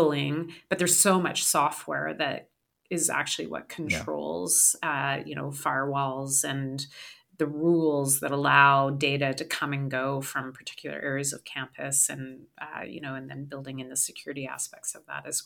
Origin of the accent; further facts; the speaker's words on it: Calgary, Alberta, Canada; I grew up in Calgary